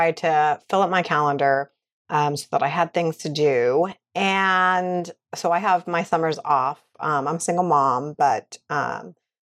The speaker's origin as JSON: {"language": "English", "region": "West Coast", "country": "United States", "moved": "yes", "lives_now": "New York City, United States", "said": "I come from the West Coast."}